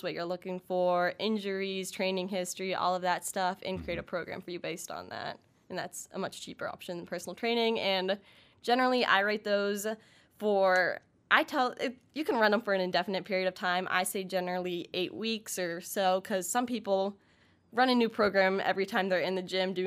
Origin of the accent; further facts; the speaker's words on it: Pittsburgh, Pennsylvania, United States; moved away; I'm actually from Pittsburgh